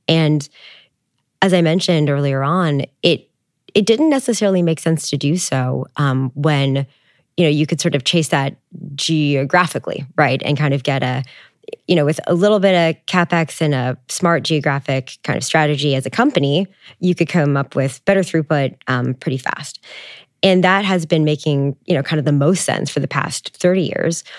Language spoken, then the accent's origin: English; Canada; I'm Canadian